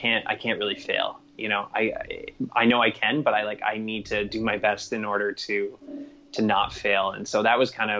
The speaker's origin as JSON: {"language": "English", "town": "Toronto", "region": "Ontario", "country": "Canada", "tie": "born or raised there", "moved": "as an adult", "said": "growing up in a city, growing up in Toronto, I was and going to school there, even university there, working there through my whole life"}